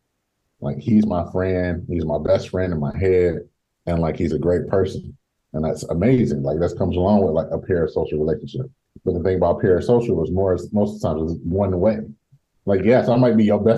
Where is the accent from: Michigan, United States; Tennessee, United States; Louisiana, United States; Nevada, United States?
Michigan, United States; Detroit; I'm originally from Detroit